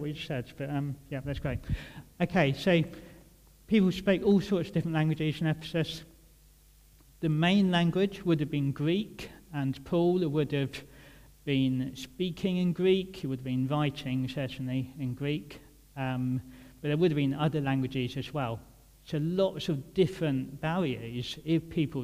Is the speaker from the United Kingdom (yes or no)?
yes; Kent, South East England, United Kingdom; moved away as an adult; now in Birmingham, United Kingdom; I'm from Kent originally.